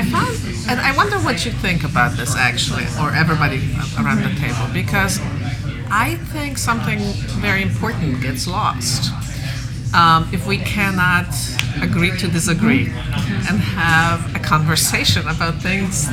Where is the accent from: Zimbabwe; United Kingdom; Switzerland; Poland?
Poland; now in United States; I grew up in Poland, and I do research in Europe